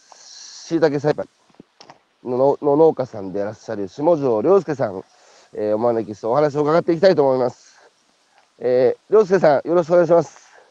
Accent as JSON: {"language": "Japanese", "town": "Hanamaki", "region": "Iwate", "country": "Japan", "tie": "born or raised there", "said": "僕も岩手の花巻津田舎出身なので"}